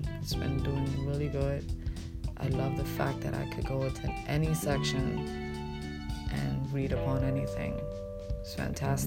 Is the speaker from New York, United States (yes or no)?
yes; New York City, New York, United States; moved away as an adult; now in Pennsylvania, United States; I'm from Brooklyn, New York, I was raised there for more than 25 years. You know, I came to Pennsylvania basically at 32 years old